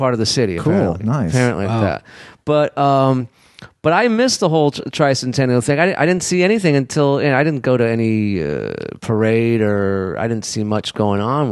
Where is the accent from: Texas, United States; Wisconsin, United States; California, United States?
California, United States; Los Angeles; now in New Orleans, United States; I grew up in L.A. I grew up in the Mar Vista, Venice area